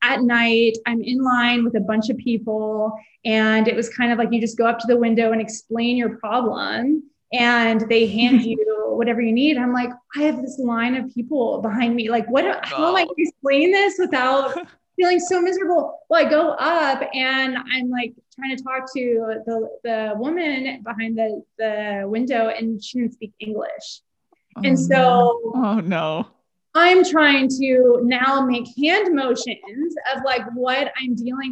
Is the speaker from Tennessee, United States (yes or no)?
no; Houston, Texas, United States; I'm from Houston and I'd say there's this restaurant in Houston that I grew up going to for brunch